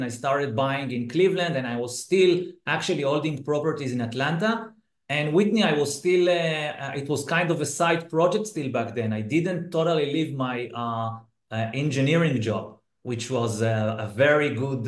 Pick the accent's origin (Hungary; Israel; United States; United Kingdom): Israel; I'm from Israel